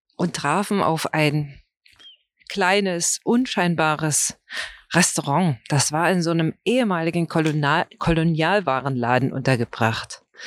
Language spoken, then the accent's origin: German; Brandenburg, Germany; für mich als Brandenburger